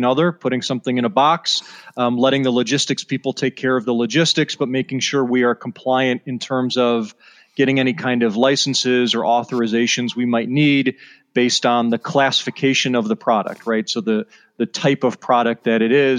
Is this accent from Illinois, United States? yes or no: yes; Evanston, Illinois, United States; I'm from the Chicago area originally. So I grew up a Northwestern Wildcats fan, which is a tough team to root for, and grew up in Evanston, Illinois, went to high school there